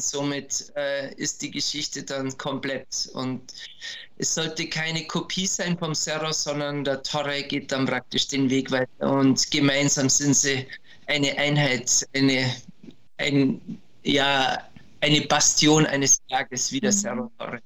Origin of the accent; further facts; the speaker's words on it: Berchtesgaden, Bavaria, Germany; diese Bauernjagd bei uns in Berchtesgaden betrieben